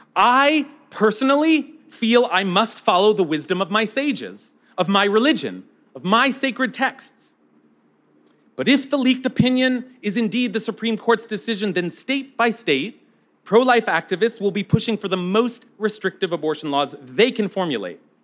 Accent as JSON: {"language": "English", "country": "United States", "said": "as American"}